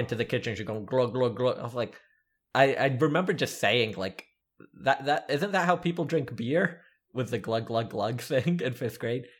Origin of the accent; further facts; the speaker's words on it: the South, United States; Growing up in the South